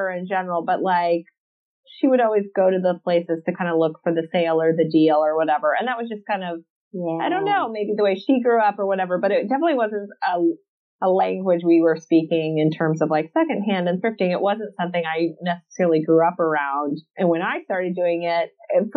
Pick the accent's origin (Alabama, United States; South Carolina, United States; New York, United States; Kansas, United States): South Carolina, United States; accent: Southern; moved away as an adult; now in California, United States; I'm originally from South Carolina, but I currently live in California. I've lived here for probably like 16, 17 years now, maybe.